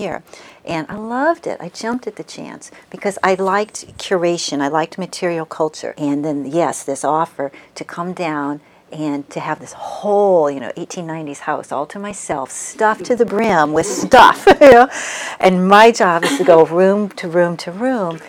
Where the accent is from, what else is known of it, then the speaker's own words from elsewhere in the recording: Peoria, Illinois, United States; also born or lived in Springfield, Illinois; I was born in Springfield, Illinois, and when I was six, we moved to Peoria, Illinois